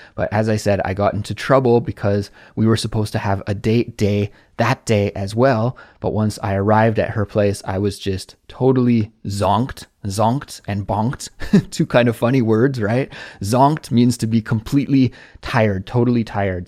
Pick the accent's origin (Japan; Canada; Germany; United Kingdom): Canada; moved away as an adult; now in South Korea; a Canadian living abroad in South Korea